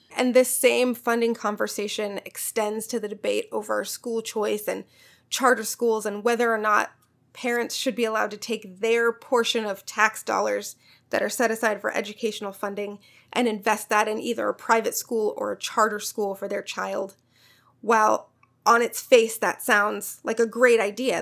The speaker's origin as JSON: {"language": "English", "region": "Missouri", "country": "United States", "tie": "born or raised there", "said": "My home state, Missouri"}